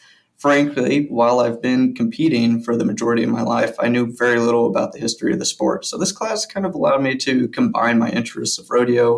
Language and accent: English; Paola, Kansas, United States; moved away as an adult; also born or lived in Oklahoma; now in Hays, United States; I'm originally from Paola, Kansas. I went to Northeastern Oklahoma A&M College for a couple years and then transferred to Fort Hays State University to get my bachelor's degree in history.